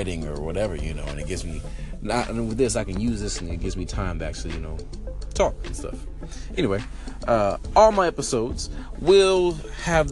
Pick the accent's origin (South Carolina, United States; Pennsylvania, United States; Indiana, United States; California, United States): California, United States; Richmond; moved away as an adult; now in Atlanta, United States; I'm from the Bay Area, California. If you didn't know, Richmond all day